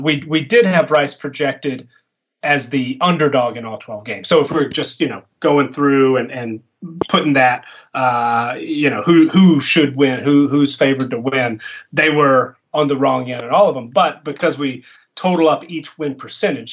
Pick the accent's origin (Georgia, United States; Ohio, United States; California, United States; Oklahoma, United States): Georgia, United States; Atlanta; moved away; I was born in Atlanta, lived in uh, you know my, my first twenty years or give or take in, in Metro Atlanta.